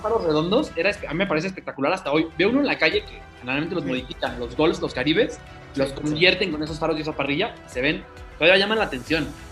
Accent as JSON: {"language": "Spanish", "region": "State of Mexico", "country": "Mexico", "said": "aquí somos, somos mexiquenses."}